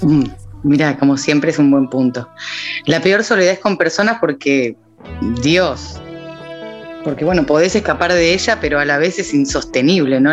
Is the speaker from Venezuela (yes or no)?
no; Argentina; yo soy muy argentina